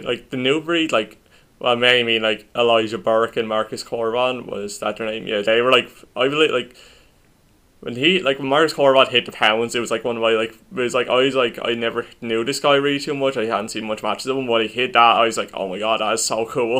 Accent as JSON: {"language": "English", "country": "Ireland", "said": "we're Irish"}